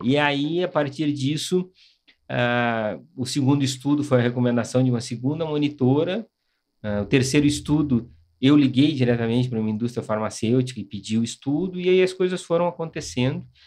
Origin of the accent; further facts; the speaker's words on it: Brazil; nós somos brasileiros, nós estamos trabalhando no Brasil